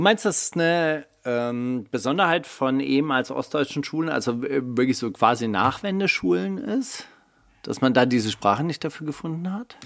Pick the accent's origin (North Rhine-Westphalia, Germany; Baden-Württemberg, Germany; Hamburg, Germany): Baden-Württemberg, Germany; Kornwestheim; Meine Heimatstadt Kornwestheim hat 35.000 Einwohner.